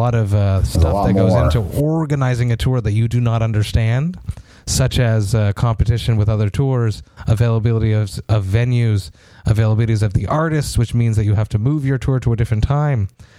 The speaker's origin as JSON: {"language": "English", "town": "Montreal", "region": "Quebec", "country": "Canada", "tie": "born or raised there", "said": "in Montreal, my hometown"}